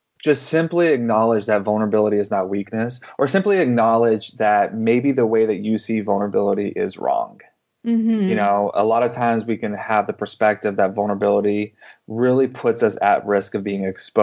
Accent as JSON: {"language": "English", "region": "the panhandle of Texas", "country": "United States", "tie": "born or raised there", "also_born_or_lived": "Canada", "moved": "yes", "said": "I grew up in a charismatic movement, in the panhandle of Texas"}